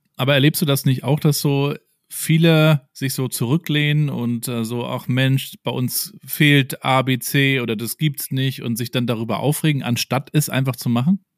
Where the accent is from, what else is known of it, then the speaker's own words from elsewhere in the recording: Rostock, Mecklenburg-Vorpommern, Germany; Ich bin ja hier in, in Rostock aufgewachsen, also genau die andere Ecke oben an der Ostsee